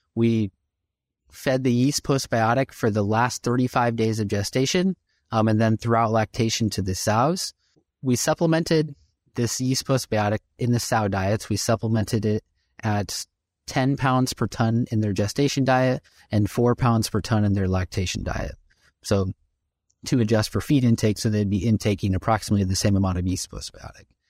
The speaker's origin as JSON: {"language": "English", "region": "Illinois", "country": "United States", "tie": "born or raised there", "moved": "yes", "said": "I grew up in Illinois"}